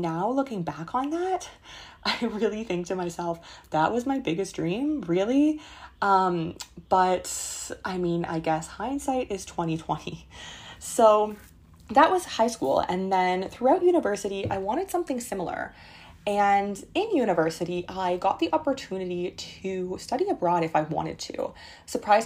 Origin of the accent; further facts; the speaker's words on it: Canada; I was growing up in Canada in a small town, and I wanted to live in the big city.